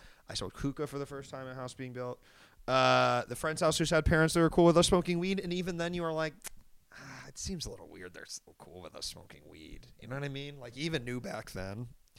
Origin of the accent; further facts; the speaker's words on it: Washington, District of Columbia, United States; I grew up in Washington, D.C., technically